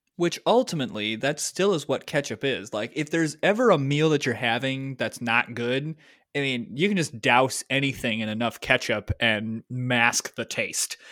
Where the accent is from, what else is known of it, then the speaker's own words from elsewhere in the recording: Michigan, United States; I grew up in Michigan